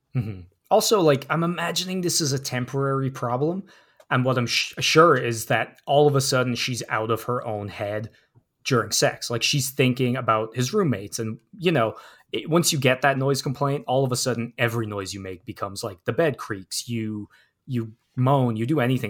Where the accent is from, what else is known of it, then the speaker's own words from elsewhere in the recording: New York City, New York, United States; I come from Harlem. There's trees everywhere